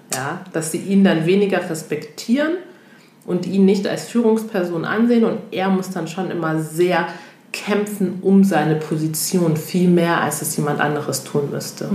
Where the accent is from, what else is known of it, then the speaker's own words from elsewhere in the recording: Togo; now in Germany; ich komme ja ursprünglich aus Togo